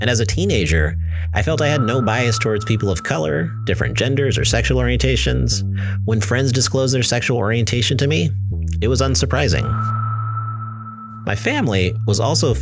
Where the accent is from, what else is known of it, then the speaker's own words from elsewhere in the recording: Southern California, United States; I grew up in Southern California, which for the most part is very liberal